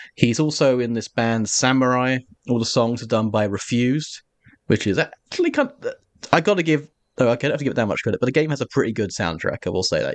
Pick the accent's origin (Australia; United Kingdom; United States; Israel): United Kingdom; Essex, East of England; I'm from Essex, and my, I'm, my people are historically of the Cockney diaspora.